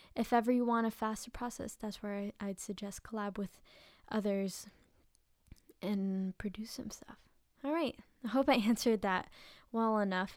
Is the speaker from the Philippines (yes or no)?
yes; Philippines; I'm Filipino